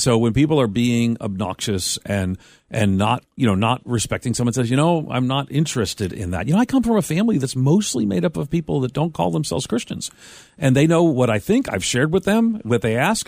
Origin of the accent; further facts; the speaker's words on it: Long Island, New York, United States; I grew up on Long Island as a Roman Catholic